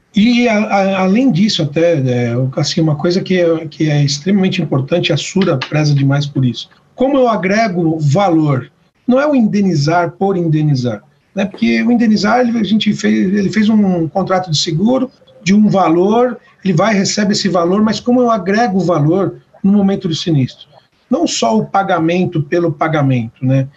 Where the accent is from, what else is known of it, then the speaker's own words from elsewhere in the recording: Brazil; eu sou o único que nasci no Brasil